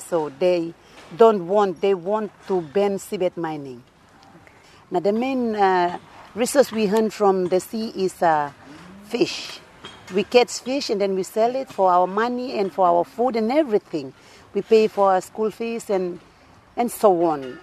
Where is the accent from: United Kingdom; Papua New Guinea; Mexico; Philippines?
Papua New Guinea; Duke of York Islands, East New Britain; I came from East New Britain in the of York Islands.